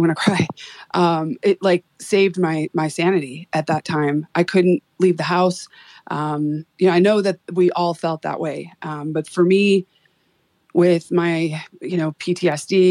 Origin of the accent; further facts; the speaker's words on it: Chicago, Illinois, United States; moved away as an adult; now in Boise, United States; Here in Boise, Idaho, actually in my 20s, growing up in Chicago